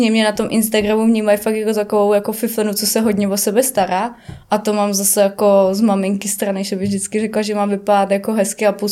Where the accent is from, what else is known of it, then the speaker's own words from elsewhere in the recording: Ústí nad Labem, Ústí nad Labem Region, Czechia; já pocházím z Ústí leží nad labem, to je drsnej sever sám o sobě